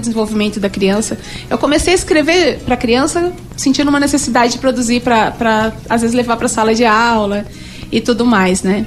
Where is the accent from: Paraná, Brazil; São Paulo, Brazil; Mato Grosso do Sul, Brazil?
Mato Grosso do Sul, Brazil; Bela Vista; Eu fui criada em Bela Vista, a fogão de lenha, a chazinho, a remédio jujo, como a gente fala